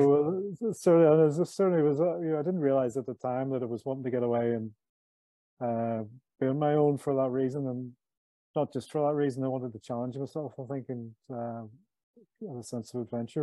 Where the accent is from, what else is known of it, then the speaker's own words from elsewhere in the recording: Belfast, Northern Ireland, United Kingdom; I brought up, born and bred in Belfast, Northern Ireland. I was brought up here in the 60s and 70s.